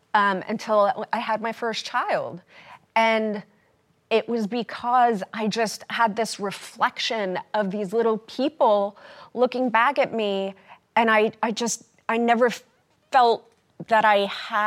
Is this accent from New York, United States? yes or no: yes; New York City, New York, United States; accent: New York; I'm from Brooklyn